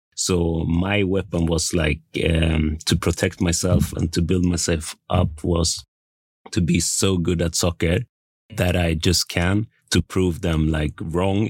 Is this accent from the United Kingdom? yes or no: no; Västerås, Västmanland, Sweden; I'm born and raised in Sweden. I came from a small town called Västerås.